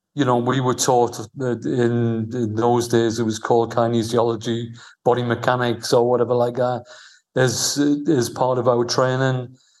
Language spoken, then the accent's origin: English; Newcastle upon Tyne, North East England, United Kingdom; moved away as an adult; also born or lived in London; now in Al Ain, United Arab Emirates; I was from Newcastle